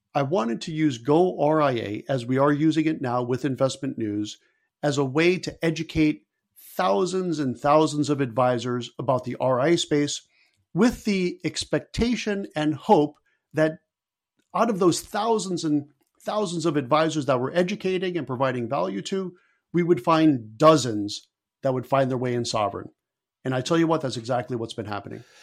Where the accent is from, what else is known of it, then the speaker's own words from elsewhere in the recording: Stamford, Connecticut, United States; my hometown of Stamford, Connecticut